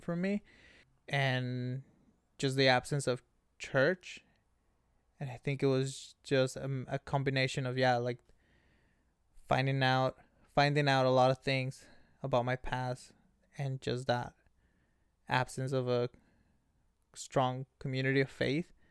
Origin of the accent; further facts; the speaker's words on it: Ensenada, Baja California, Mexico; now in San Diego, United States; born and raised in Mexico, Ensenada, Baja California, puro cachanilla